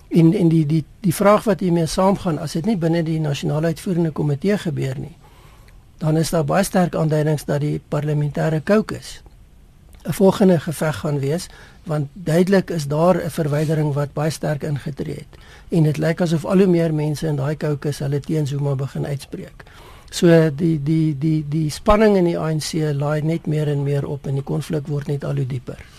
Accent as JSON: {"language": "Afrikaans", "country": "South Africa", "said": "'n mens as Suid-Afrikaners"}